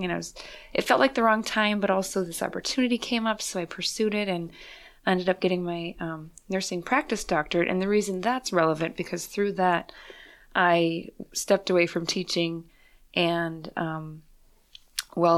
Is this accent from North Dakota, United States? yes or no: yes; Fargo, North Dakota, United States; moved away as an adult; I was born and raised in Fargo, North Dakota